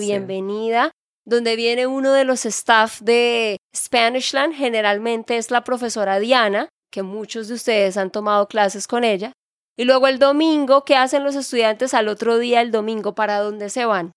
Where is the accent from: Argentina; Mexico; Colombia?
Colombia; Santander; de Santander, Colombia